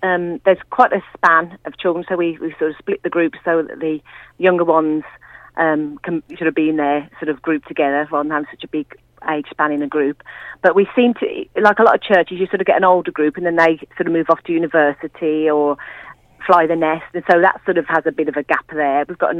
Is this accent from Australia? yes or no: no; Kinver, West Midlands, United Kingdom; accent: Midland; it's a Midland accent for sure. So I grew up in a Christian family, one of seven children, and in a little village of Staffordshire called Kinver. It's about 5 miles from Kidderminster.